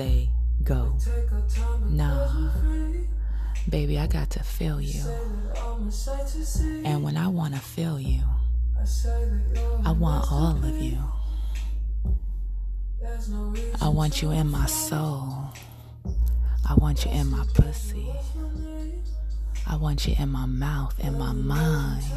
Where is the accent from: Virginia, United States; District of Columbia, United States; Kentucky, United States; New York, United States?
New York, United States; New York City; I'm from Coney Island.